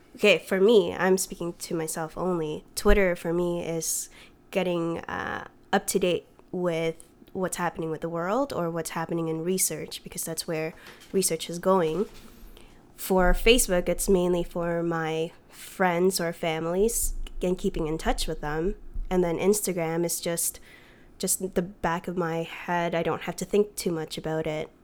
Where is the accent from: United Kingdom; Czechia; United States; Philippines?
Philippines; I'm Filipino